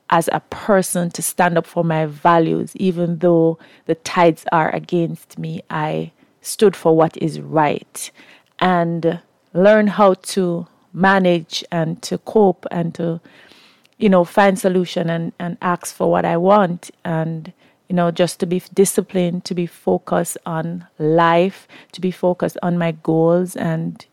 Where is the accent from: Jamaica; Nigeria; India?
Jamaica; Kingston; I am from Kingston, Jamaica. I was born in the inner city